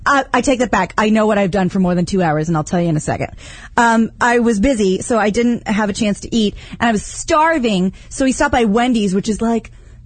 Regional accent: Kansas, United States; Now, I'm from Kansas.

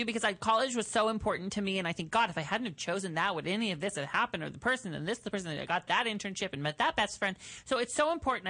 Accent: Washington, United States; I'm from Washington State.

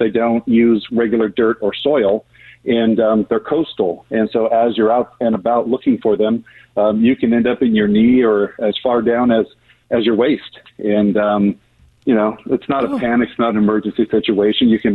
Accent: the Carolinas, United States; Growing up in the Carolinas

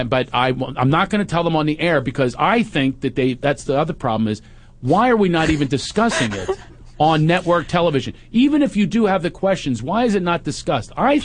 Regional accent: Philadelphia, Pennsylvania, United States; moved away; I'm from right across the river, Philly

